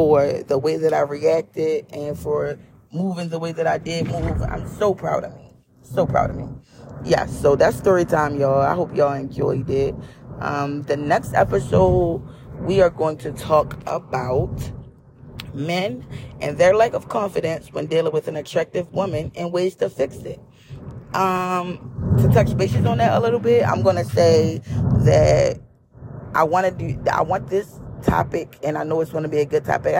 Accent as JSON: {"language": "English", "town": "Baltimore", "region": "Maryland", "country": "United States", "tie": "born or raised there", "said": "I am a girl born and raised in East Baltimore"}